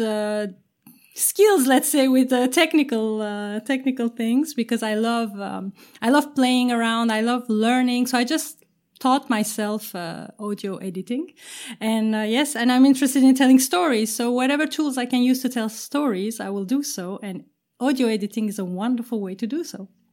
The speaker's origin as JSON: {"language": "English", "country": "Turkey", "moved": "yes", "lives_now": "Amsterdam, Netherlands", "said": "I'm based in Amsterdam. Uh, I'm originally from Turkey"}